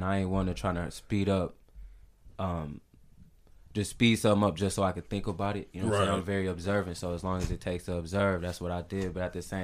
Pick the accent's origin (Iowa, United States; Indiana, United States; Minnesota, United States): Minnesota, United States; St. Paul; grew up in St. Paul, the Rondo area